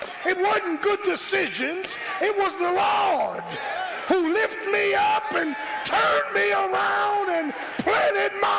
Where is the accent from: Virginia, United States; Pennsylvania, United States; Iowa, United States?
Pennsylvania, United States; Philadelphia; moved away as an adult; I grew up in South Philly. First 17 years of my life. Went to South Philadelphia High, graduated, went in the military